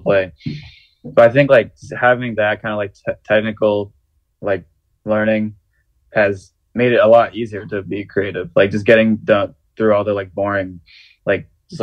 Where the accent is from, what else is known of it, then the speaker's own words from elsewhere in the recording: the Bay Area, California, United States; moved away as an adult; now in Baltimore, United States; growing up in the Bay